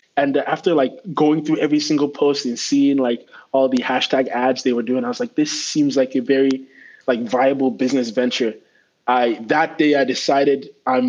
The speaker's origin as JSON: {"language": "English", "town": "Abuja", "region": "Federal Capital Territory", "country": "Nigeria", "tie": "born or raised there", "also_born_or_lived": "Kwara, Nigeria", "moved": "as an adult", "lives_now": "United States", "said": "I grew up in Abuja, is the federal capital"}